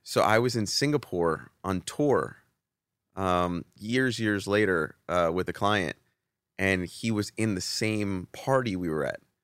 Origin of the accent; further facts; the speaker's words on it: East Coast, United States; moved away; also born or lived in Atlanta, Georgia; I was from the East Coast.